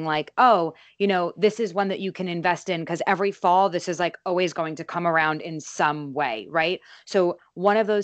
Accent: East Coast, New York, United States; now in Los Angeles, United States; when I moved from New York to LA is like, remember being a kid and growing up on the East Coast

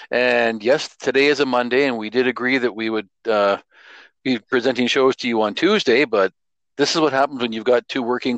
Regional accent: Edmonton, Alberta, Canada; I grew up in the Edmonton area

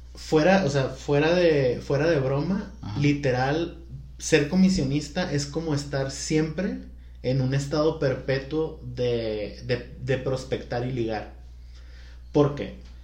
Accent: Culiacán, Sinaloa, Mexico; now in Guadalajara, Mexico; soy de Culiacán

